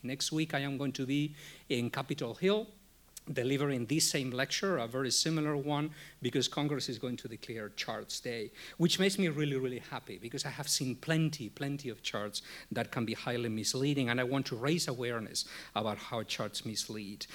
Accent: Spain; now in United States; I was born in Spain

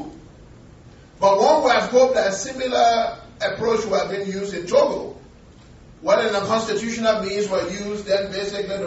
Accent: Liberia; I was born and raised on the Firestone Plantation Company

